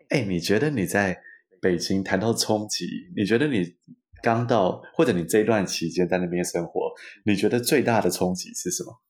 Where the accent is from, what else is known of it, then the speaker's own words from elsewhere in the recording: Taiwan; accent: Taiwanese accent; moved away as an adult; also born or lived in Beijing; 保留台湾腔才是我们的特色